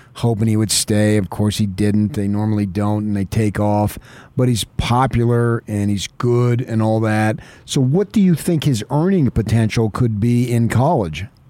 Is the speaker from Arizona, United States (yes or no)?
yes; Phoenix, Arizona, United States; moved away; I grew up in Phoenix, went to Arizona State